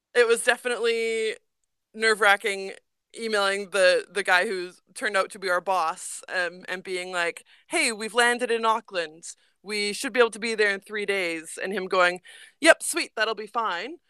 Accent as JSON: {"language": "English", "town": "Edmonton", "region": "Alberta", "country": "Canada", "tie": "born or raised there", "also_born_or_lived": "Saskatoon", "moved": "as an adult", "lives_now": "New Zealand", "said": "I lived in Edmonton. I was raised there, so I lived in there, lived there from the time I was two. I was born in Saskatoon, but we moved there when I was really little, so I'd say I'm from Edmonton"}